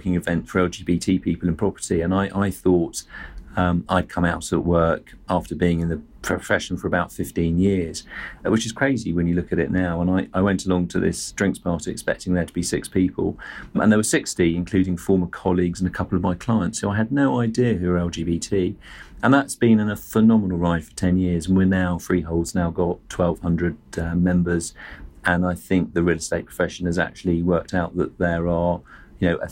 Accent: Surrey, South East England, United Kingdom; I'm a white male. I grew up in Surrey

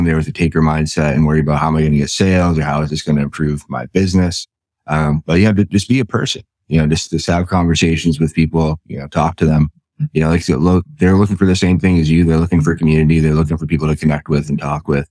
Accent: New England, United States; I'm from New England.

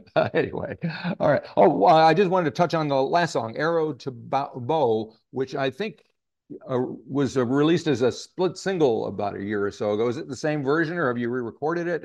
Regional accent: United States; now in New Zealand; being an American

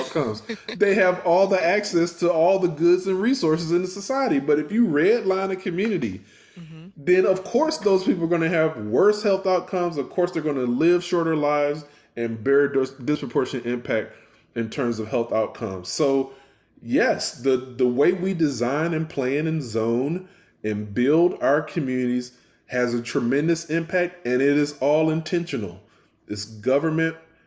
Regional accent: Houston, Texas, United States; also born or lived in Memphis / Atlanta; now in Baltimore, United States; growing up in the Houston area

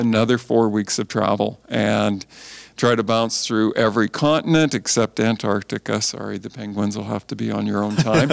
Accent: Canada; also born or lived in California; just did the normal growing up in Canada kind of thing

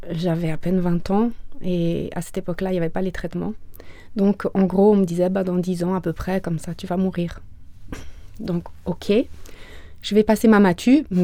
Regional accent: Greece; born there; Je viens d'une fratrie de quatre enfants. Je suis née en Grèce.

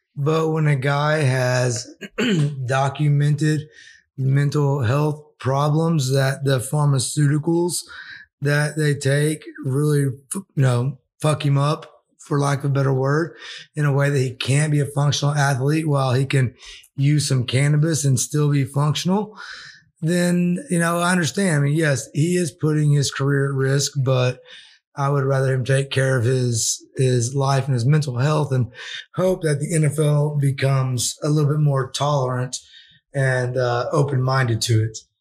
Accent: Arkansas, United States; I'm from Arkansas

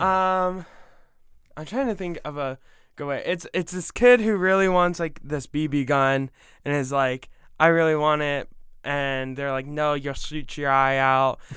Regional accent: Ohio, United States; now in Georgia, United States; I grew up with it in Ohio

